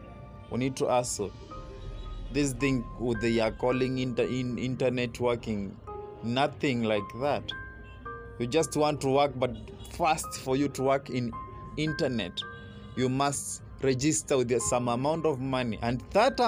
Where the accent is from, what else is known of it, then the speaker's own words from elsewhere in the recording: Kenya; Kenyan youth